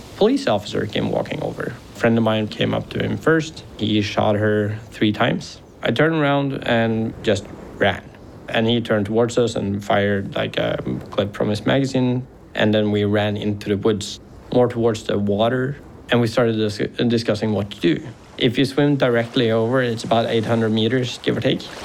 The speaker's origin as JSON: {"language": "English", "town": "Harstad", "region": "Troms", "country": "Norway", "tie": "born or raised there", "said": "Then we came back to Harstad, so my hometown"}